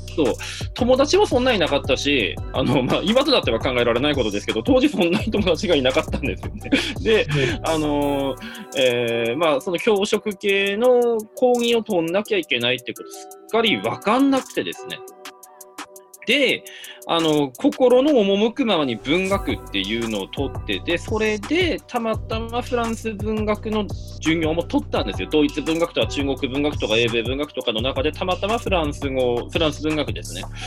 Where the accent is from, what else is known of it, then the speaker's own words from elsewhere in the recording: Hirosaki, Aomori, Japan; moved away; 僕の場合は青森県の弘前市出身と本州の最北端の出身なんですけどね